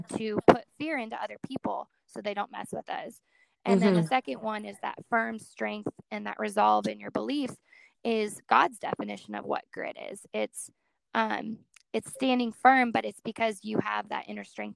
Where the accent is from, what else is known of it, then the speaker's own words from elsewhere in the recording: Colorado, United States; I grew up in Colorado my whole life, and I grew up rodeoing